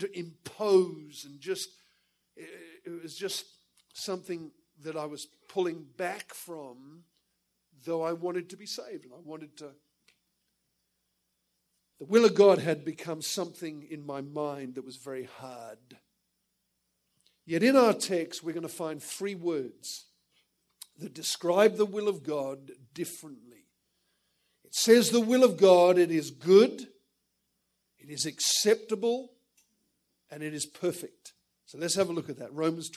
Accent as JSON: {"language": "English", "town": "Perth", "region": "Western Australia", "country": "Australia", "tie": "born or raised there", "also_born_or_lived": "England", "moved": "as an adult", "said": "I was born in England, but went to Australia as a child with my parents and ended up getting saved in the Perth Church in Australia."}